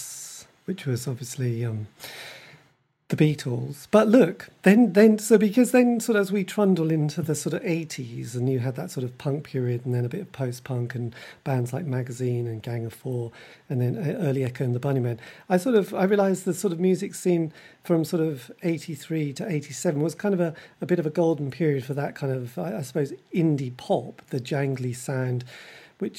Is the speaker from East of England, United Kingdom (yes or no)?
yes; Norwich, East of England, United Kingdom; I'm from Norwich